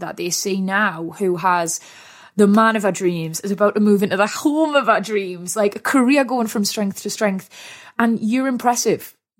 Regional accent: Wallsend, North East England, United Kingdom; Reminded that I was … from Wall's End.

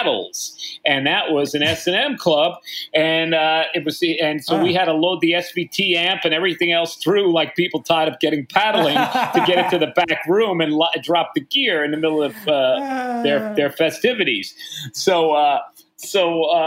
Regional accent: New York, United States; I'm a New Yorker

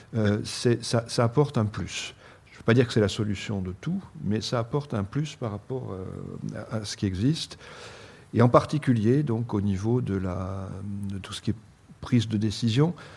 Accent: Bordeaux, Nouvelle-Aquitaine, France; moved away; ma région d'origine, à Bordeaux

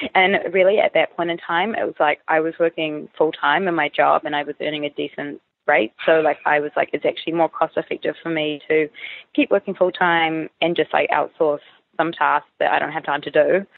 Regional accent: New Zealand; moved away as an adult; now in Sydney, Australia; I'm from New Zealand, um, and I've moved to Sydney about three and a quarter years ago

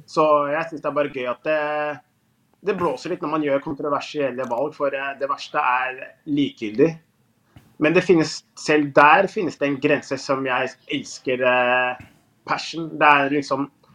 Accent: Moss, Østfold, Norway; Jeg er jo fra nordre bydel i Moss. Og Moss var jo tippeligaen hele 90-tallet og begynnelsen av 2000-tallet når jeg eh, vokste opp

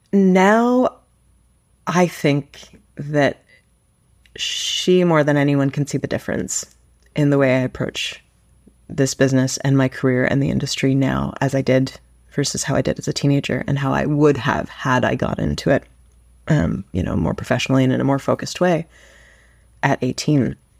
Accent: Toronto, Ontario, Canada; also born or lived in Vancouver; I was born and raised in Toronto, and I've lived other places, and I'm so happy that I've landed back here.

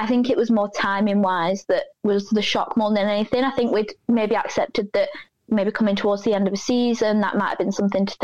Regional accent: Burnley, North West England, United Kingdom; I was born in Burnley. I'm from a very Burnley family

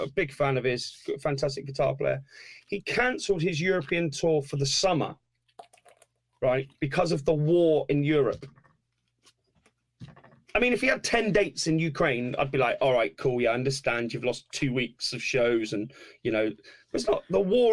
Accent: Torquay, South West England, United Kingdom; I'm from Torquay. Oh, where's that? Oh, it's in the southwest

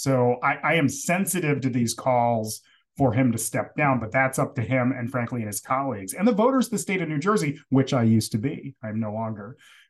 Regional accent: Jamaica; So it's, you know, because I'm Jamaican. That's why.

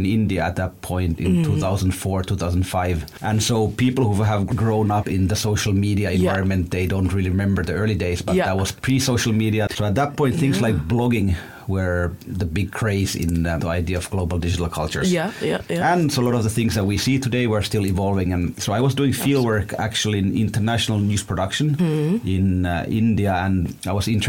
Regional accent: Ethiopia; now in London, United Kingdom; I grew up in Ethiopia

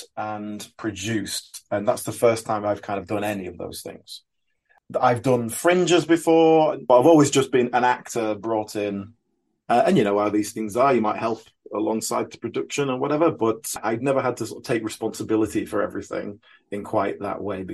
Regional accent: Yorkshire and the Humber, United Kingdom; also born or lived in Brixton, London; now in London, United Kingdom; You can probably tell from my accent I'm not a London native, but I've been here quite a few years now. From Yorkshire originally.

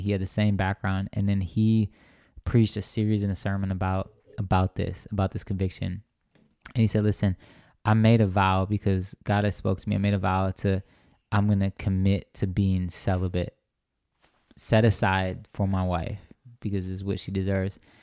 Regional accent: Racine, Wisconsin, United States; moved away as an adult; now in Phoenix, United States; my hometown Racine

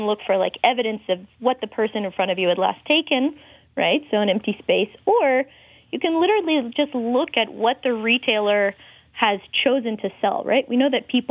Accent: North Carolina, United States; also born or lived in Boston; now in Oklahoma, United States; I'm originally from North Carolina.

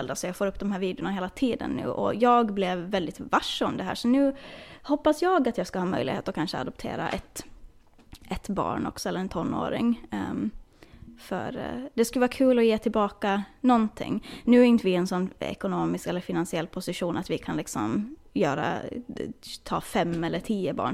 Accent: Åland, Finland; jag vet att hemma på Åland så finns det väl också kanske någon så här julklapps

